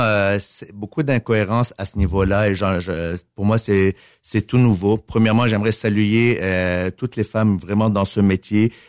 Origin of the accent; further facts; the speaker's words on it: Montreal, Quebec, Canada; moved away as an adult; now in Victoriaville, Canada; je suis né à Montréal